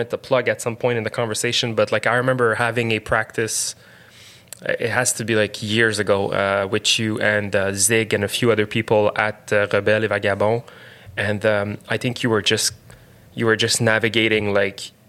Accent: South Shore, Quebec, Canada; we're from the South Shore

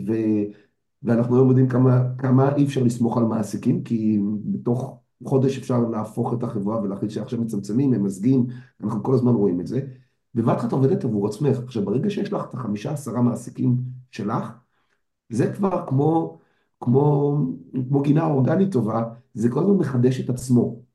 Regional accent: Israel

